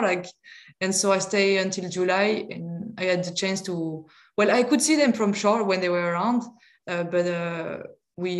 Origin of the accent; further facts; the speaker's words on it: France; accent: strong French accent; English is a second language; I'm French